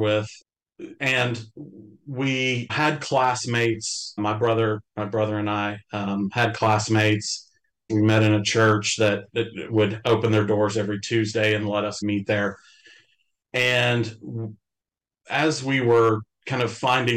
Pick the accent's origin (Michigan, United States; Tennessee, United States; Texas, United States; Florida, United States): Tennessee, United States; East; I grew up in East Tennessee. Originally lived most of my life in Tennessee